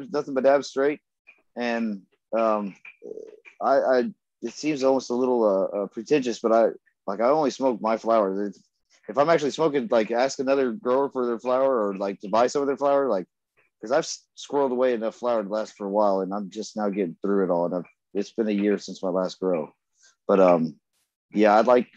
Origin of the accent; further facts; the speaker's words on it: Texas, United States; now in Shawnee, Oklahoma, United States; I was from Texas.